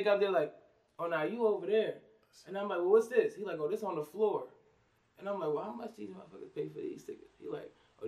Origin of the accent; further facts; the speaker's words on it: New Jersey, United States; I'm a fan, yo. Okay, I'm a fan from Jersey to the music.